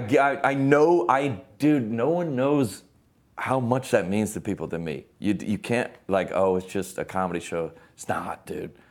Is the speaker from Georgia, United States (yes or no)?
yes; Lilburn, Georgia, United States; now in Nashville, United States; we grew up in Lilburn, Georgia is where it was.